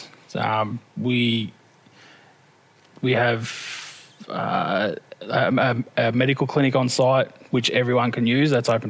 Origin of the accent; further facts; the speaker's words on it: Sale, Victoria, Australia; you know, I wasn't born in Horsham though. I was born in Sale. Mum's from Dimboola.